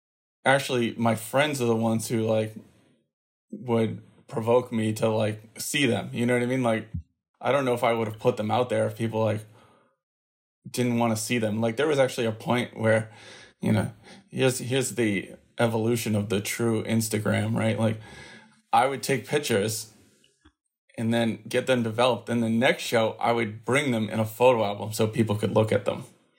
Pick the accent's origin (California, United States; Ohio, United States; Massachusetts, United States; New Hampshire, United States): Massachusetts, United States; also born or lived in Minnesota; I was born in Minnesota, but quickly moved to Massachusetts, where I've been pretty much for the entirety of my life. Either north or south of the city, but never in the city.